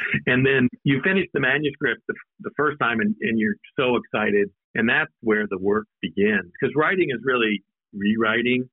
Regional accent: Nampa, Idaho, United States; moved away; also born or lived in Alaska; I was born in Alaska, but I grew up in Idaho, and, and I went to school um, in a place called Nampa, Idaho, which is west of, of Boise.

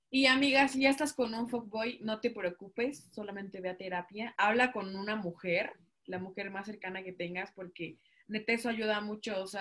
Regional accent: California, United States; Es que somos gringas. Mari, somos de California, arriba Coachella.

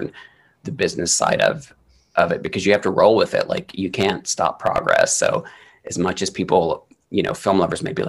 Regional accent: the Bible Belt, United States; moved away; we grew up in the Bible Belt

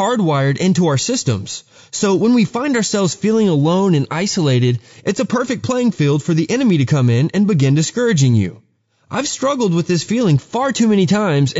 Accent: Texas, United States; I grew up in Texas

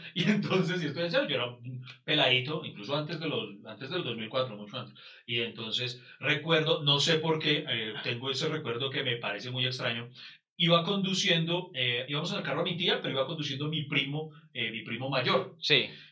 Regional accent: Pereira, Risaralda, Colombia; soy de Pereira

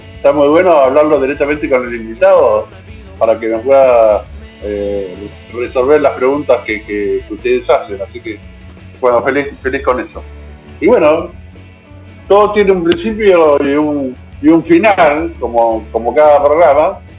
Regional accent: Argentina; yo como argentino

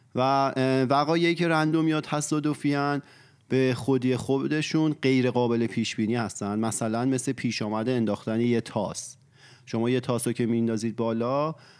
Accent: Iran; تو ایران به دنیا اومدیم و بزرگ شدیم

